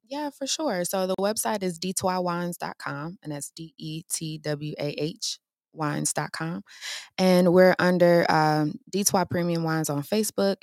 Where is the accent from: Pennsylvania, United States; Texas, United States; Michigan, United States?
Michigan, United States; Detroit; now in Gilbert, United States; I'm from Detroit